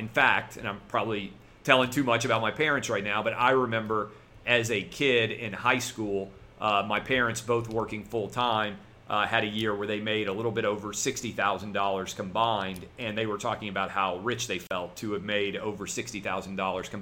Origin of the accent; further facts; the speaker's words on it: Nashville, Tennessee, United States; growing up in Nashville my whole life. I went to K through 12 public school in the city of Nashville